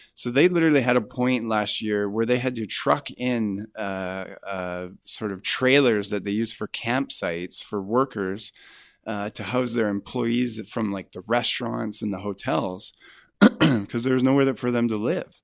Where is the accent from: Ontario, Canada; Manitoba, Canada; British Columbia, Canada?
British Columbia, Canada; Kamloops; moved away as an adult; now in Vancouver, Canada; I'm sort of from Kamloops. I spent my formative years there. I went to high school and elementary school there